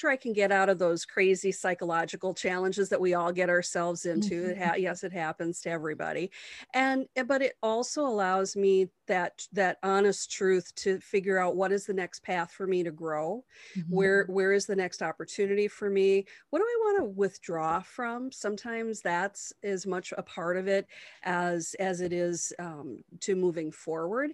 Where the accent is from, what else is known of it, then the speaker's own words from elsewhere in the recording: Wisconsin, United States; in my hometown